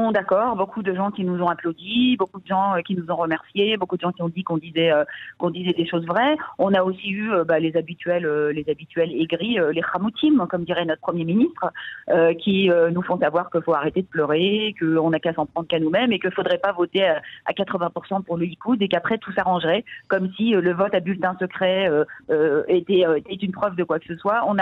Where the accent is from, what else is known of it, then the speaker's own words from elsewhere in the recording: France; now in Israel; Et puis ah bon, ben on dirait pas que je suis française parce que je suis intégrée.